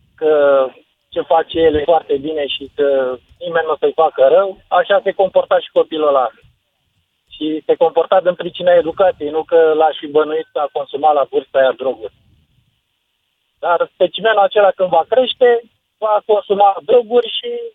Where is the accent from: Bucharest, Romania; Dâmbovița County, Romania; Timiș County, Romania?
Dâmbovița County, Romania; Târgoviște; sunt din Târgoviște